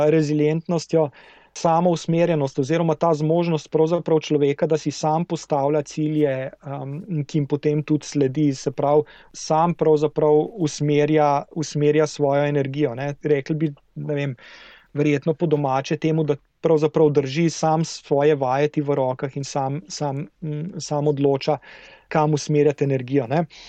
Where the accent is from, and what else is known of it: Slovenia